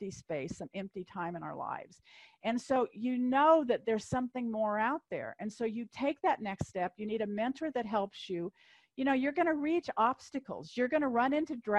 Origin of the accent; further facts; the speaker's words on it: Kansas, United States; I'm from Kansas